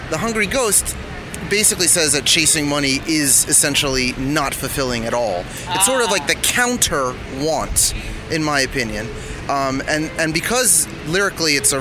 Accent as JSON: {"language": "English", "town": "Fort Lauderdale", "region": "Florida", "country": "United States", "moved": "yes", "lives_now": "New York, United States", "said": "Fort Lauderdale"}